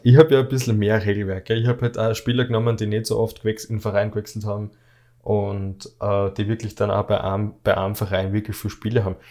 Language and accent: German; Austria; bei uns in Österreich